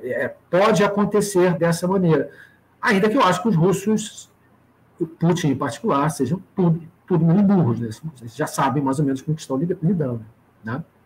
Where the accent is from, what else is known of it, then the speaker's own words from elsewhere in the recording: Brazil; para nós, como brasileiros